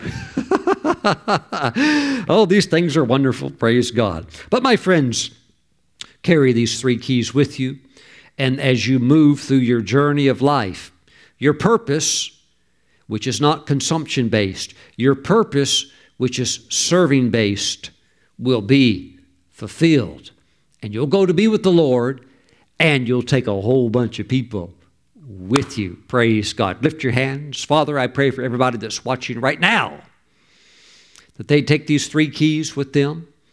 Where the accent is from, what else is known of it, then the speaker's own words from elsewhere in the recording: the South, United States; moved away; back when I was raised in the South, when I was younger